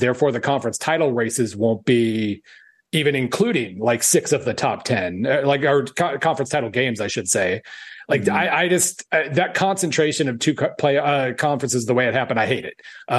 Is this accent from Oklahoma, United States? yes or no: yes; Oklahoma, United States; now in Missouri, United States; I grew up in Oklahoma.